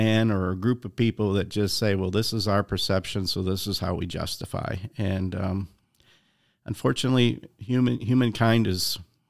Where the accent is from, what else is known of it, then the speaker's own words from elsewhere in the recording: Chicago, Illinois, United States; You know, I'm from the South Side of Chicago, so I like Chicago style pizza